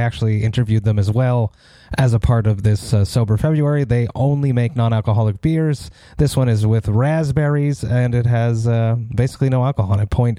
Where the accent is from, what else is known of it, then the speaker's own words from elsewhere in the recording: Montreal, Quebec, Canada; I'm from Montreal